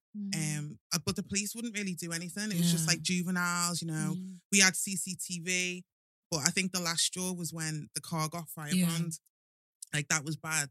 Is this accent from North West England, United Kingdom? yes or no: yes; Liverpool, North West England, United Kingdom; accent: Scouse; growing up in Liverpool, do you know what? Liverpool's a really, really good city. It's amazing, like Scousers. Mm. They're just lovable. I'm not just saying that because I am a Scouser